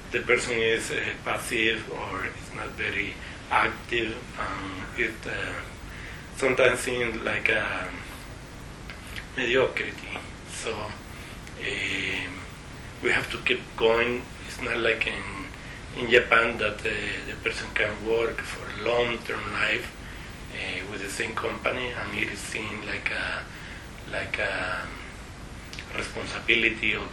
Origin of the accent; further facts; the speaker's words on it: Costa Rica; first language Spanish; English is a second language